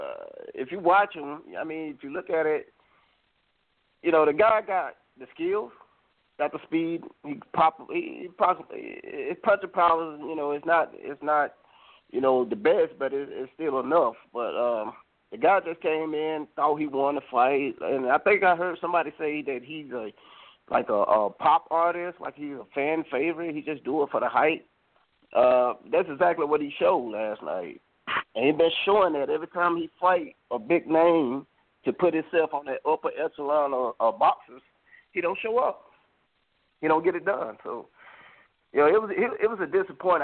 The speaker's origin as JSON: {"language": "English", "region": "Alabama", "country": "United States", "moved": "as an adult", "lives_now": "California, United States", "said": "I'm from Bama"}